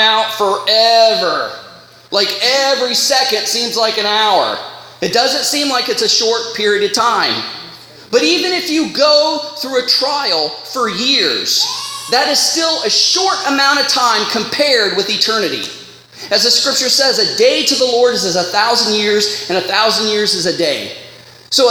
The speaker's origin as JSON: {"language": "English", "country": "United States", "moved": "yes", "lives_now": "Canada", "said": "I'm from the States"}